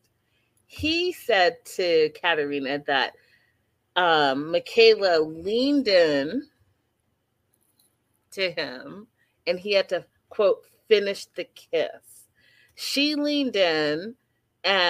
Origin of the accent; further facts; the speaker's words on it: Canada; I'm Canadian